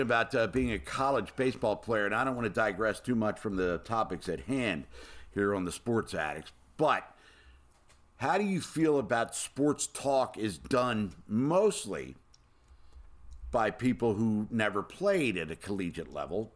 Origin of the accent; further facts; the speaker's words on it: Baltimore, Maryland, United States; born and raised in Baltimore, Maryland.